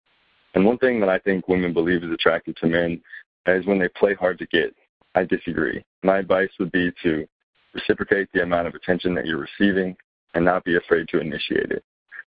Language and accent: English; Antioch, California, United States; I'm 25. I'm in a relationship and I'm from Antioch, California.